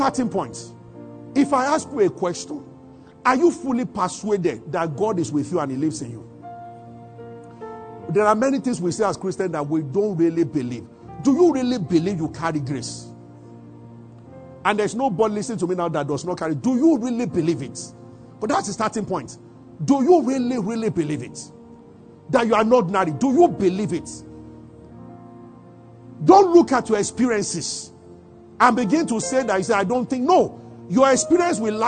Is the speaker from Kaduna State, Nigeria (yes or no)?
no; Abuja, Federal Capital Territory, Nigeria; we grew up together in Abuja